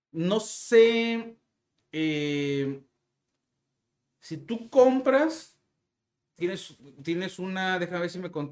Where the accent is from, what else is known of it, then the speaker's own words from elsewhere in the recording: Mexico; Aproximadamente, este, soy de México.